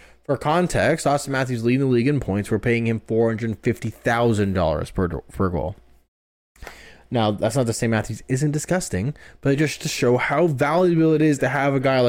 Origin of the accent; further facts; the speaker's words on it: Toronto, Ontario, Canada; we're from Toronto